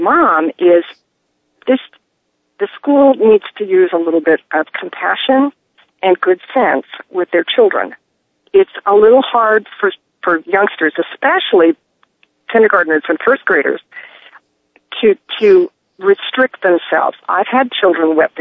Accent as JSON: {"language": "English", "town": "Phoenix", "region": "Arizona", "country": "United States", "tie": "born or raised there", "said": "I grew up in Phoenix"}